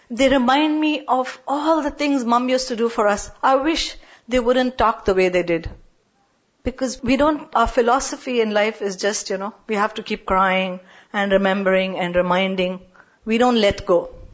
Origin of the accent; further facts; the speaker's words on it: India; moved away; also born or lived in Middle East; I grew up in India